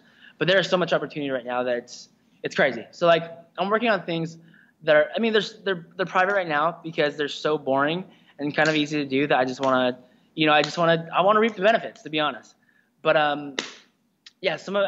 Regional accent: Spokane, Washington, United States; I grew up in Spokane, Washington, which is about 4 and a half hours east of Seattle.

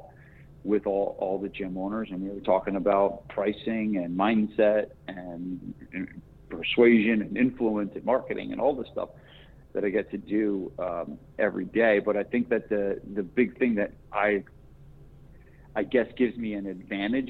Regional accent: New Jersey, United States; moved away; I'm from New Jersey originally

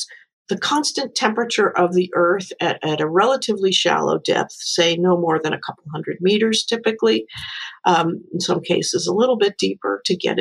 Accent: New York, United States; I'm from New York

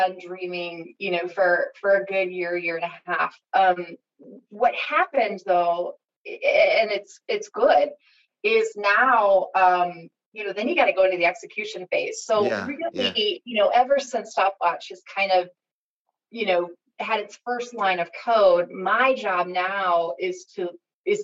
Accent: Seattle, Washington, United States; moved away as an adult; now in Northwest Arkansas, United States; growing up in Seattle, kind of in an Amazon environment

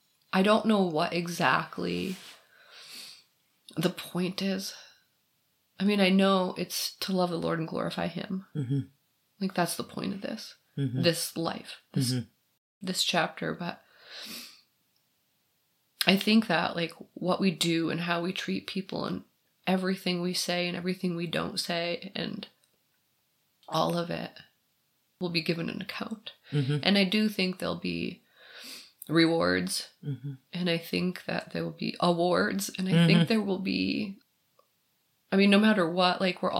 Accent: Michigan, United States; I'm from Michigan.

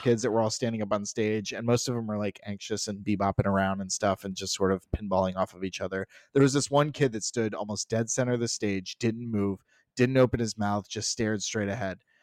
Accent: Southwest Florida, United States; where we grew up in Southwest Florida, there was the Edison

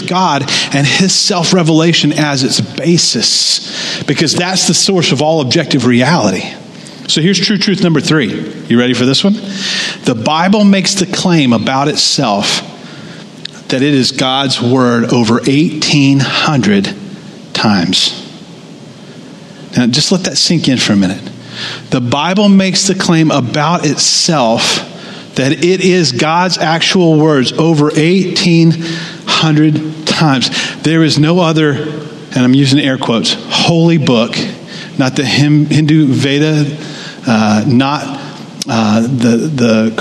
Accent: United States; us as American Christians

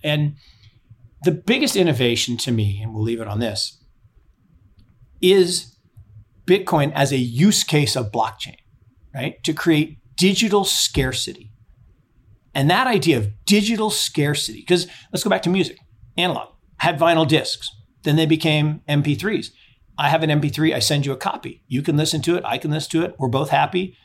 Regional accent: Seattle, Washington, United States; moved away; I grew up in Seattle

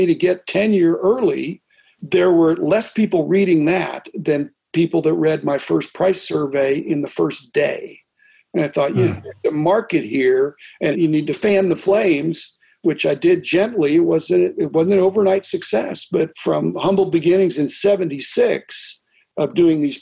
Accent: Pittsburgh, Pennsylvania, United States; I grew up in Pittsburgh

